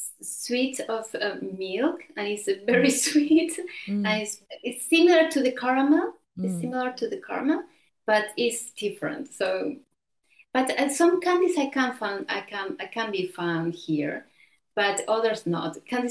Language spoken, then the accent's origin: English; Buenos Aires, Argentina; now in Genoa, Italy; So Buenos Aires, in three words, political, cosmopolitan, masculine. It's a very masculine city.